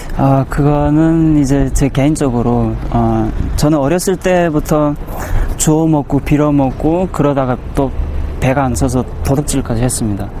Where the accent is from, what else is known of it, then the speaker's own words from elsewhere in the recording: Bukchong, South Hamgyong, North Korea; now in South Korea; 고향은 함경남도 북청이고 2010년에 한국에 들어왔고.